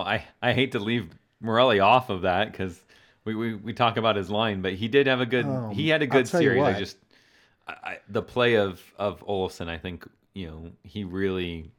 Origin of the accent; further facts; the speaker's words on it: Colorado, United States; I just want to point out that we're both transplants from Colorado, and I've lived here just as long as he has.